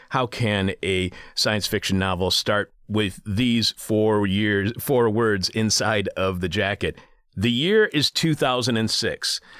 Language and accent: English; southeastern Michigan, United States; in my home state of Michigan, southeastern Michigan, actually where I was born and raised.